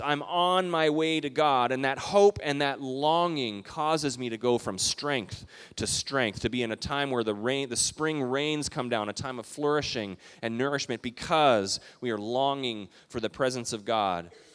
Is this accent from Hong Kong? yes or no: no; Calgary, Alberta, Canada; moved away; We took a road trip a few years ago to Western Canada, where I grew up in Calgary, Alberta, close to Banff